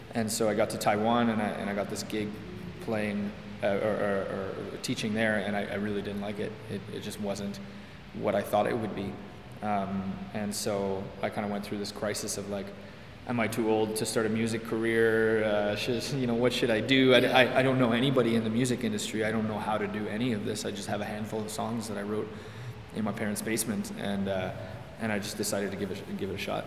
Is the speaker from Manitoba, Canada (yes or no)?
no; Hudson, Quebec, Canada; I grew up in Hudson, which is like just west of Montreal.